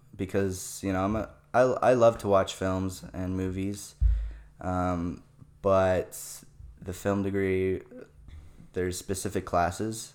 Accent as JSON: {"language": "English", "town": "Chandler", "region": "Arizona", "country": "United States", "tie": "born or raised there", "also_born_or_lived": "Canada", "said": "I was born in Canada. Um, and I lived there for about eight years. And then as a child, we moved to Arizona mm-hmm. here. And I kind of just grew up in the Chandler Gilbert area"}